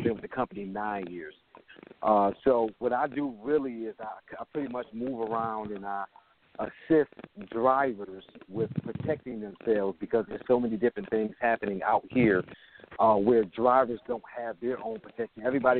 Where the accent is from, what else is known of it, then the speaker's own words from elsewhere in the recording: Buffalo, New York, United States; now in Jacksonville, United States; I'm originally from Buffalo, New York. I now reside in Jacksonville, Florida